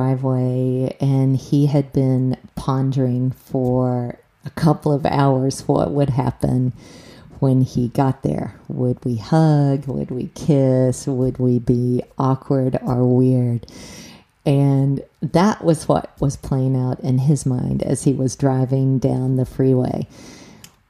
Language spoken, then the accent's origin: English; the South, United States; moved away; I grew up in the South